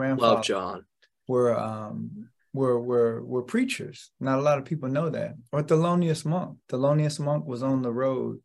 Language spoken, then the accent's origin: English; Lexington, Kentucky, United States; moved away as an adult; now in Boston, United States; I was born and raised in Lexington, Kentucky